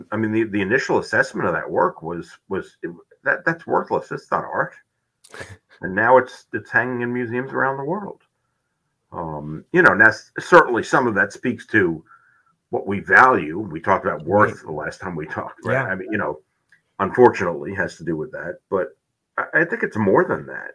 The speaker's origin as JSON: {"language": "English", "town": "New York City", "region": "New York", "country": "United States", "tie": "born or raised there", "also_born_or_lived": "South Dakota", "moved": "as an adult", "said": "I grew up in New York City"}